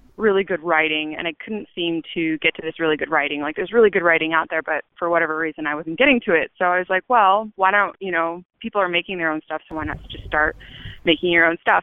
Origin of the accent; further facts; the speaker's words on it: Chico, California, United States; moved away as an adult; now in Los Angeles, United States; I'm from Chico, California, and um, I moved to LA to go to the American Academy of Dramatic Arts